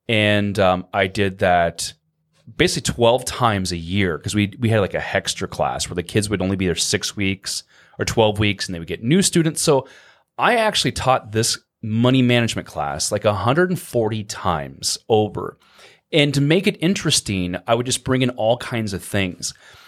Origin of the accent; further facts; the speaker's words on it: Norfolk, Nebraska, United States; Yeah, originally? I'm from Norfolk.